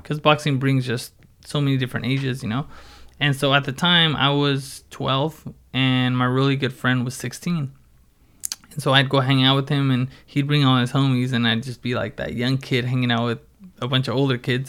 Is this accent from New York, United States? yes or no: no; Oxnard, California, United States; Born and raised in Oxnard and, um, yeah, just, I've done everything here in Oxnard.